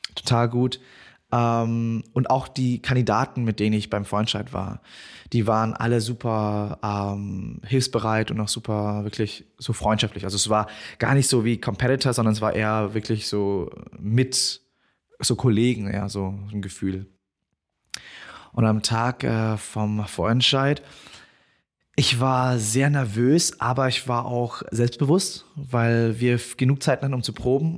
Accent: Bavaria, Germany; ich bin in Deutschland geboren, ich bin Deutscher

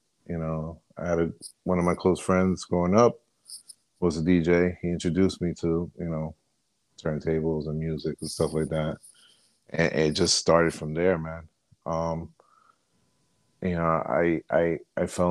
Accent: New Jersey, United States; accent: Jersey; I'm from Jersey, born and bred

